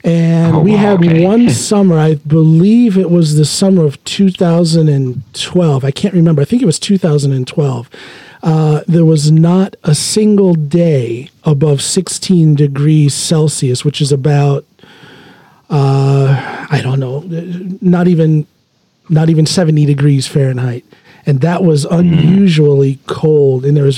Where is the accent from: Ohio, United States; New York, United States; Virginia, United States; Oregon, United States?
Ohio, United States; also born or lived in Chicago; now in Norway; I'm originally from Ohio, small town Ohio.